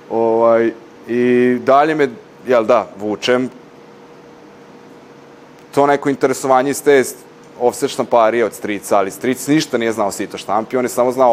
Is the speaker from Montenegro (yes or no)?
no; Novi Bečej, Vojvodina, Serbia; Ja sam inače iz Novog Bečeja, pa sam tamo, jel da, išao i osnovnu i srednju školu.